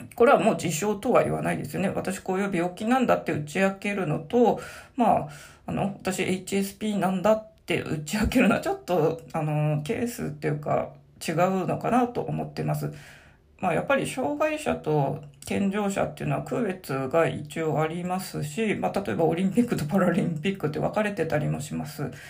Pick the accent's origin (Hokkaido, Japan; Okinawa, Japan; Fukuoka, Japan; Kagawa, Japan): Hokkaido, Japan; Sapporo; 生まれも育ちも札幌40年以上ずっと住んでるんで、まあ、生粋のどさんこ